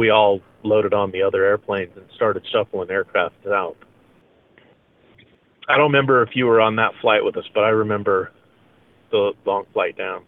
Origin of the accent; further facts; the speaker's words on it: Salmon, Idaho, United States; also born or lived in Boise, Idaho; My parents adopted me when I was a month old and went to live with them in Salmon